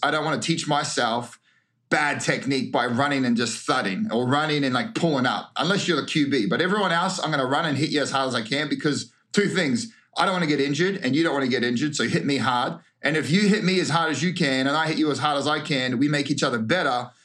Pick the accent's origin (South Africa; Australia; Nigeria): Australia; moved away as an adult; also born or lived in New Zealand / Queensland / Victoria / France; now in United States; I was uh, raised in Queensland and Victoria, but I was born in New Zealand till I was 10.